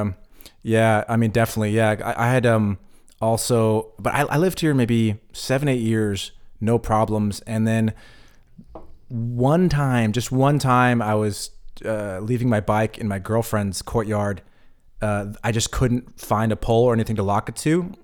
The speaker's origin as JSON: {"language": "English", "country": "United States", "moved": "as an adult", "lives_now": "Berlin, Germany", "said": "I moved away from the United States in my early twenties"}